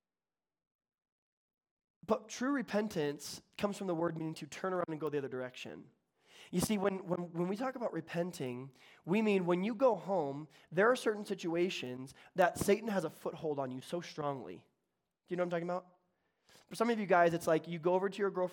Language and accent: English; the South, United States; accent: Southern; Southern. I can do Southern. I was born in the South